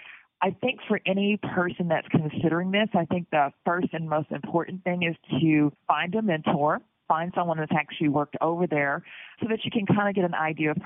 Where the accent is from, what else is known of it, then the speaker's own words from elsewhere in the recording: Atlanta, Georgia, United States; also born or lived in Houston, United States; I am American board certified. Did all my training in the United States, and I am originally from Atlanta, Georgia.